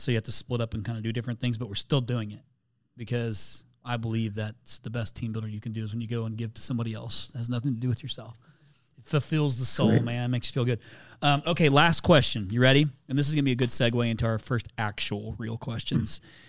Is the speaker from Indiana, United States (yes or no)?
yes; Indiana, United States; I'm from Indiana originally. Yep. Grew up there.